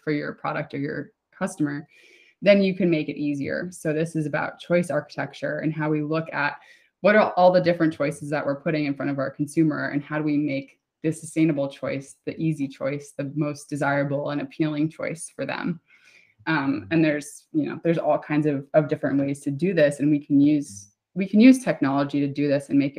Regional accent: United States; I'm American

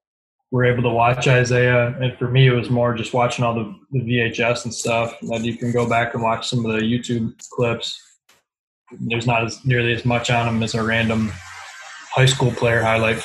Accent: Michigan, United States; But because I'm from Michigan, huge Piston fan.

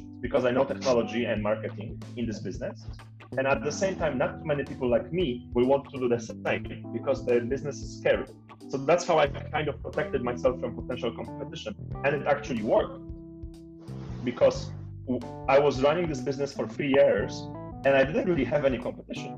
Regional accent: Poland; moved away as an adult; now in Nigeria; I come from Poland, and Poland is a very homogeneous country.

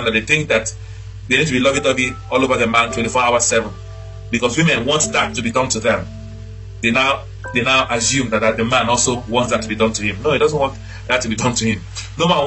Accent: Nigeria; moved away; growing up in Nigeria, my primary school, they used to do what they call quantitative aptitude

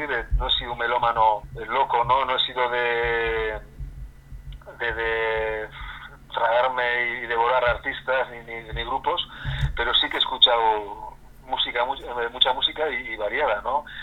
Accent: Basque Country, Spain; first language Basque; Spanish is a second language; siendo vasco

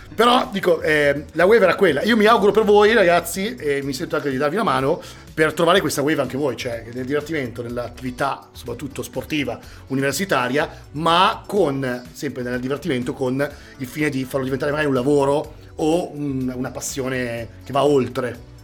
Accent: Milan, Lombardy, Italy; da buon milanese

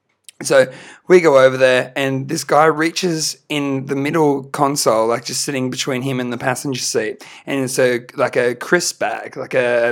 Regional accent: Australia; We're a band from Australia.

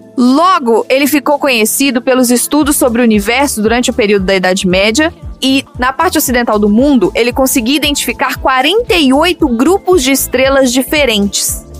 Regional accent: Minas Gerais, Brazil; como boa mineira que sou

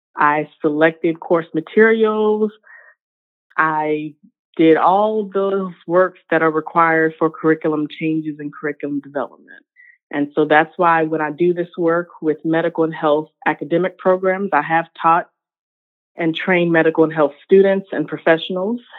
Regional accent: Richmond, Virginia, United States; born or raised there; also born or lived in North Carolina

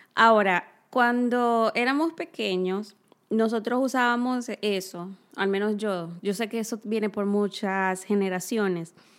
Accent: Cibao, Dominican Republic; moved away; nosotras ambas somos dominicanas. Sí. Casualmente de la misma ciudad.

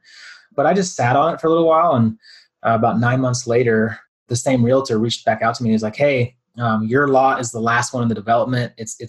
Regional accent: Dallas, Texas, United States; moved away as an adult; also born or lived in San Diego; now in Colorado, United States; So I'm originally from Dallas, Texas, kind of born and raised there and moved to Central Texas about halfway through my younger years.

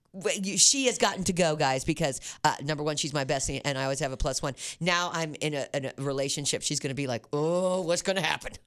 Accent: Independence, United States; I'm from Independence

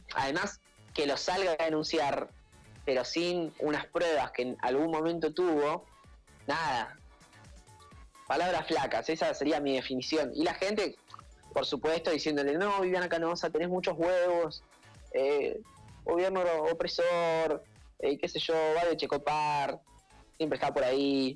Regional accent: Argentina; ser de Chicago, ser de Latinoamérica, Argentina, las Malvinas, eso, esto es mi patria

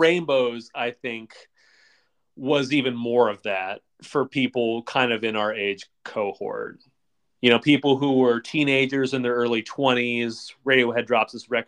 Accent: United States; as an American

